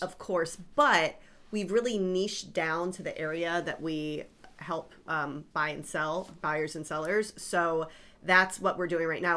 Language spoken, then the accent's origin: English; South Florida, United States; I grew up in South Florida